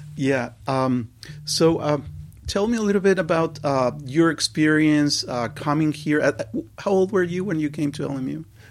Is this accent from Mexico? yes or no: yes; Mexico City, Mexico; moved away as an adult; now in Los Angeles, United States; I was born and raised in Mexico City, but, uh, came later, uh, as an adult to L